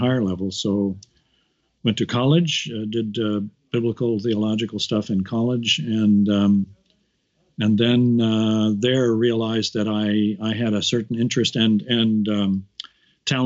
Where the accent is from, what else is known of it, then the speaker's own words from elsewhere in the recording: Kansas City, Missouri, United States; moved away as an adult; also born or lived in Chicago, Illinois / Vancouver, Canada / Winnipeg, Canada; now in Edinburgh, United Kingdom; I was brought up in Kansas City, Missouri.